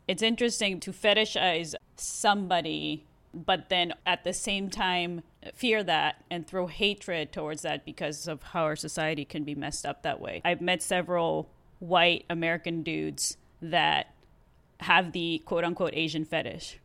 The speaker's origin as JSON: {"language": "English", "town": "Mexicali", "region": "Baja California", "country": "Mexico", "tie": "born or raised there", "second_language": "English", "moved": "yes", "lives_now": "United States", "said": "I was raised in Mexico"}